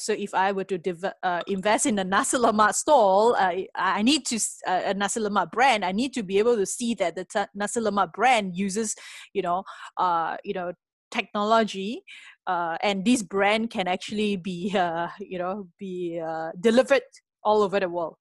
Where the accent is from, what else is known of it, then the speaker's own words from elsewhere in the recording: Penang, Malaysia; moved away as an adult; now in Singapore; I come from a s, a beautiful island called Penang, uh, famous for food as well. Uh, had my earlier education in Penang